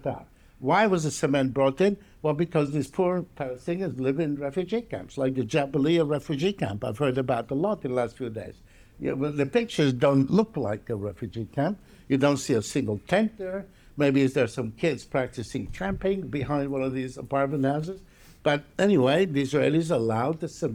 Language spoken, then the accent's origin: English; Palermo, Sicily, Italy; moved away; I was brought up in Palermo, Sicily.